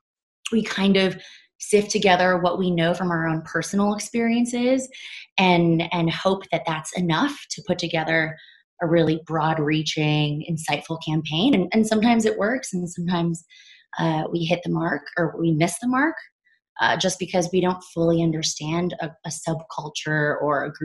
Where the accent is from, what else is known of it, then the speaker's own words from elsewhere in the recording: United States; growing up in America